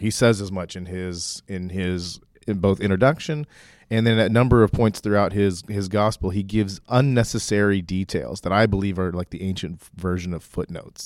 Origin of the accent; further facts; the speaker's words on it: Oklahoma, United States; when I was growing up, I grew up in Oklahoma.